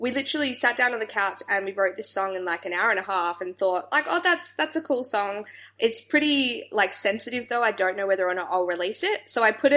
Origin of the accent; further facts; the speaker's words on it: Australia; being from Australia